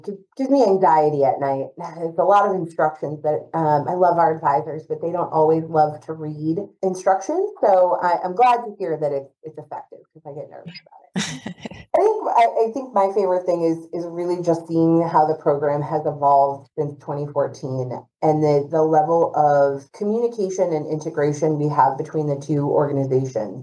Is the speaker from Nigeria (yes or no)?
no; New England, United States; moved away as an adult; also born or lived in San Diego; now in Boston, United States; I'm from New England, born and raised, so I had to come back to my roots